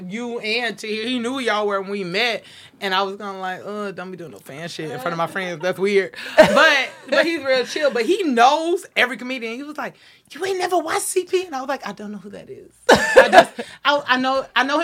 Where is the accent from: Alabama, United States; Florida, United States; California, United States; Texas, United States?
Florida, United States; moved away as an adult; now in Los Angeles, United States; I'm from Florida